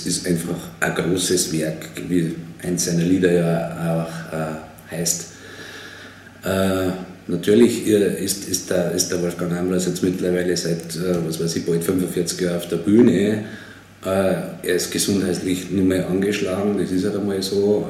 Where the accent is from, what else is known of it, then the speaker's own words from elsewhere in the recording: Freilassing, Bavaria, Germany; bin ja aus Freilassing aus Bayern